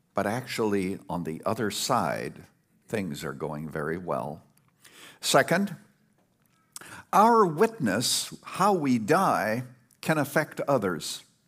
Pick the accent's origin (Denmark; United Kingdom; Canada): Canada; now in Illinois, United States; I was brought up in Canada, very primitive place.